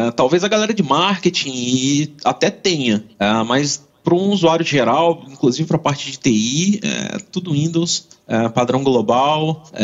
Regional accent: Rio de Janeiro, Brazil; now in Vila Velha, Brazil; Eu sou carioca, mudei pra cá há 20 anos, então já sou capixaba.

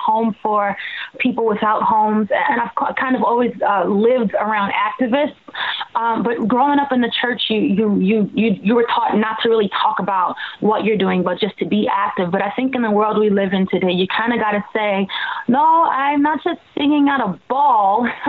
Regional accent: Long Island, New York, United States; I'm from Long Island

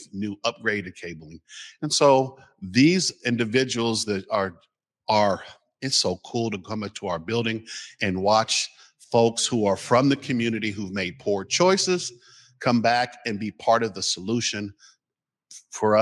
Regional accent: Seattle, Washington, United States; I'm from the Central District. You know, I'm from 25th and Union, and the community that I grew up with is no longer there.

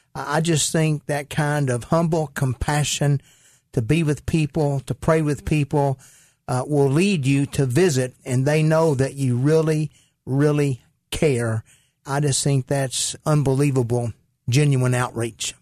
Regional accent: Caruthersville, Missouri, United States; I grew up in Caruthersville, Missouri

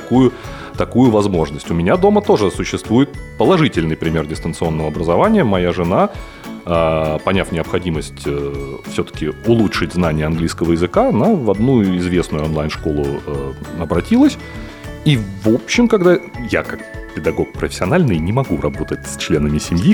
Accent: Saint Petersburg, Russia; я из Петербурга

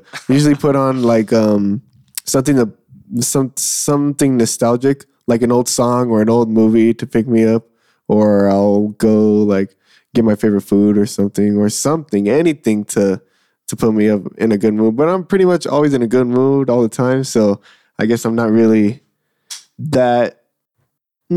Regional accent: Moreno Valley, California, United States; born or raised there; also born or lived in Long Beach, California / Carson, California / Modesto, California

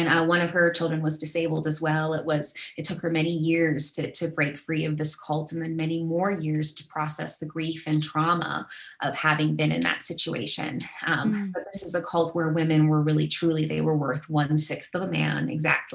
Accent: Arizona, United States; in my neck of the woods when I was growing up in Arizona

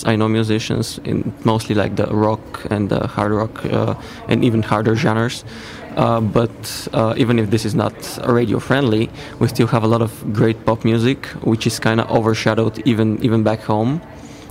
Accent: Bulgaria; I'm from Bulgaria

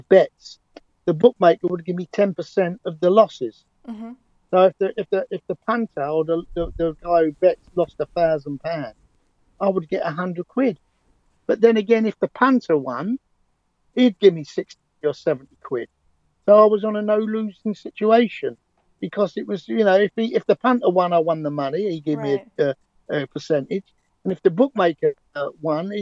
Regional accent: London, United Kingdom; accent: London Cockney; they knew I was a Londoner

